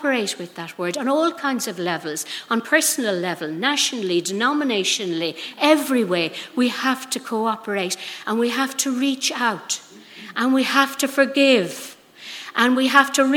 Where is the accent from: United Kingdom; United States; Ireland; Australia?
Ireland; now I'm speaking from Ireland